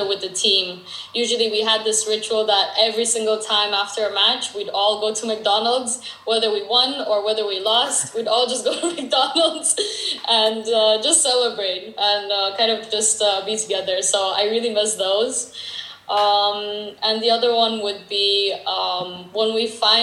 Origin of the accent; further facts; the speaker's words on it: Romania; moved away; being in kindergarten with different friends and just playing in kindergarten back in Romania